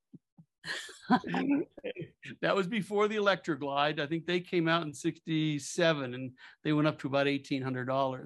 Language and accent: English; Cape Cod, Massachusetts, United States; also born or lived in Frankfurt, Germany; growing up on Cape Cod, it was pretty rural in the late 50s